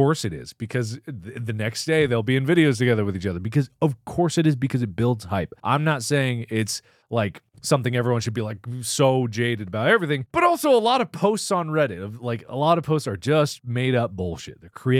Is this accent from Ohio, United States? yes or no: yes; Cincinnati, Ohio, United States; I grew up in Cincinnati